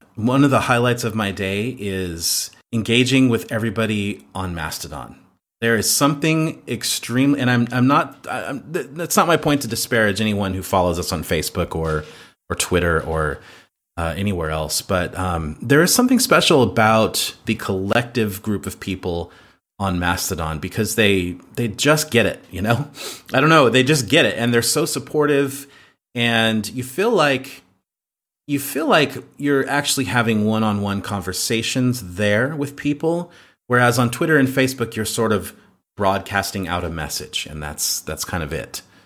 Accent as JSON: {"language": "English", "country": "United States", "moved": "as an adult", "lives_now": "Croatia", "said": "I'm an American in Croatia"}